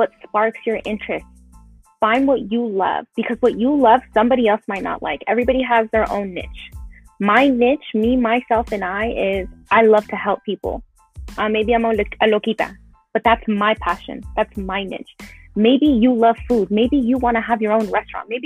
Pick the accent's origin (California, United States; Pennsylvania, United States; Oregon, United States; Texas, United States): California, United States; Los Angeles; I grew up in Pacoima, you know, a lot of large Hispanic community